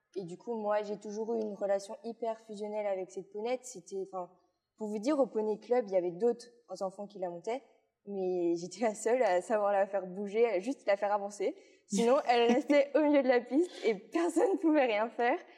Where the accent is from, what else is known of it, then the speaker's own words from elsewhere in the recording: Luxembourg Province, Wallonia, Belgium; also born or lived in Liège, Belgium; je viens de Belgique. Oui. En plus, euh, vers la province du Luxembourg, donc vraiment en bas de la Belgique